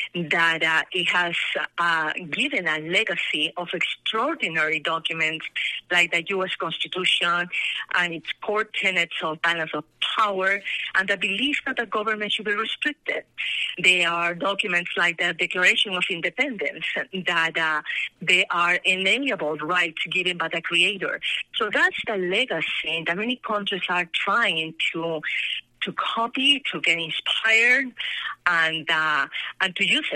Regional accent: Peru; born or raised there; moved away as an adult; now in Colorado, United States

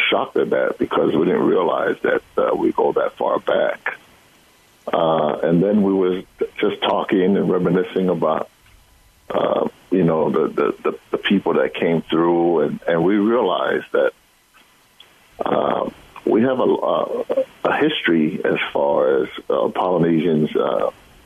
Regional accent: Hawaii, United States; growing up in Hawaii

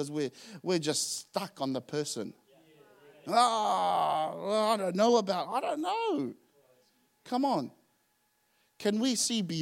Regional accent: Auckland, New Zealand; moved away as an adult; also born or lived in Tonga; I didn't grow up in Tonga. I grew up in Auckland.

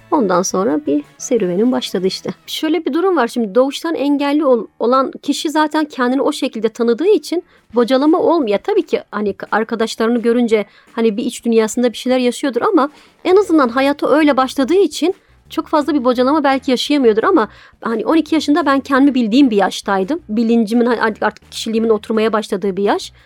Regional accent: Diyarbakır, Diyarbakır Province, Turkey; also born or lived in Mardin; now in Istanbul, Turkey; Diyarbakır'da ben çocukluğum geçti.

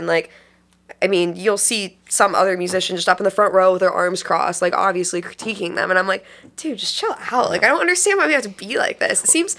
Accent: Erie, Pennsylvania, United States; now in Cleveland, United States; I came from Erie, Pennsylvania, which not that Erie doesn't have a good music scene to offer, but I mean we've got an eighth of the bars up there that you guys have up here.

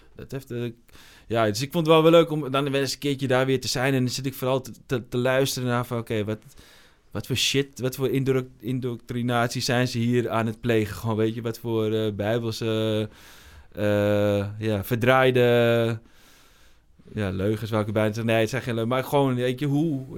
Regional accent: Almere, Flevoland, Netherlands; ik kom uit Almere, maar Almere is natuurlijk gewoon de, de, de grote woonwijk van Amsterdam

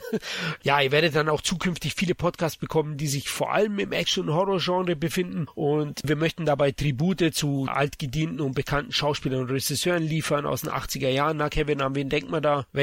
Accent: Munich, Bavaria, Germany; ich bin Münchner, komme aus Bayern Bayern. Vielleicht hört ihr das an meinem leichten Akzent, dass ich aus dem Süden Deutschlands komme.

